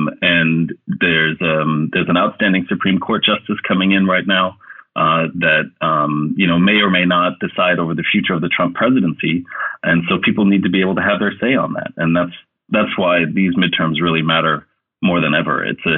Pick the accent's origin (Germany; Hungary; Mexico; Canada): Germany; now in Sweden; And that's something that I didn't experience growing up in Germany in the same way.